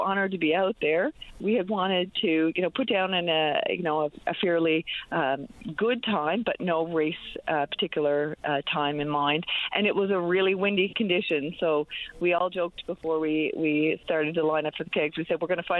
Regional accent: St. John's, Newfoundland and Labrador, Canada; I grew up right around Kittivitty Lake.

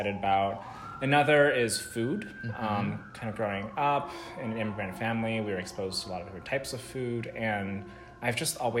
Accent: Los Angeles, California, United States; I grew up in the South Bay area of LA, so I'm LA born and raised, went to school here, and now live here.

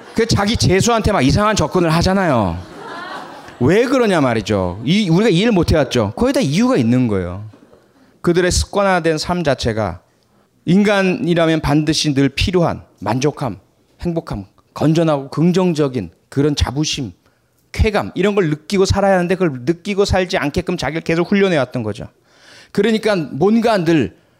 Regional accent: Pohang, North Gyeongsang, South Korea; 제 고향은 경상북도 포항입니다

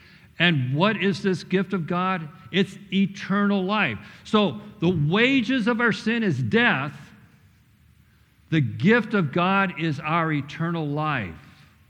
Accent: Missouri, United States; That's better than me, because I'm like Craig. I'm from Missouri. Show me.

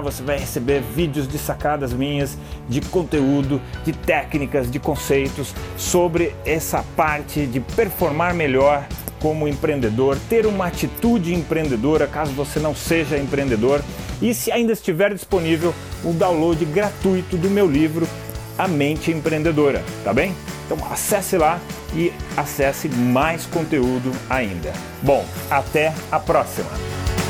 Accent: Brazil; Aqui no Brasil nós também estamos na América, então nós também somos americanos

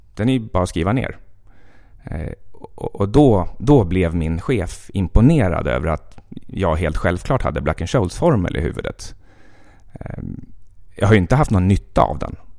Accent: Västerås, Västmanland, Sweden; moved away as an adult; also born or lived in Jukkasjärvi / Stockholm; jag är född i Jukkasjärvi, precis där ishotellet numera ligger. Eh, och eh, sen uppvuxen i princip i Västerås

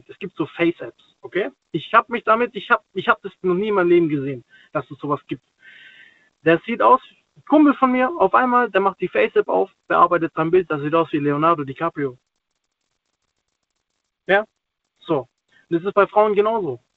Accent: Stuttgart, Baden-Württemberg, Germany; dann fragt die mich, ja, wo kommst denn du her? Ja, aus Stuttgart.

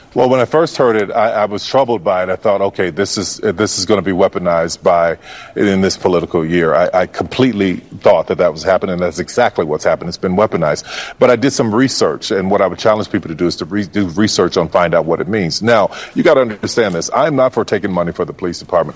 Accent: New Orleans, Louisiana, United States; growing up in New Orleans

